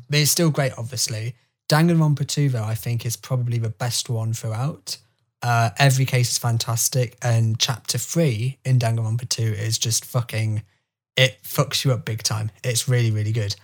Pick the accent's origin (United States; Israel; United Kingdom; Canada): United Kingdom; as a British person